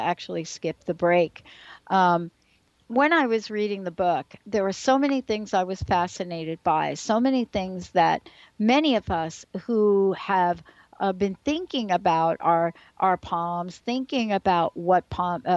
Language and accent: English; New York City, New York, United States; moved away; a girl like me growing up in the Bronx in the projects